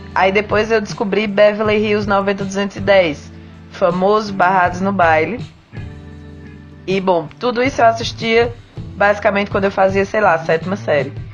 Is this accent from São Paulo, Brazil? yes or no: no; Campina Grande, Paraíba, Brazil; now in Curitiba, Brazil; eu sou de Campina Grande, moro em Curitiba hoje em dia.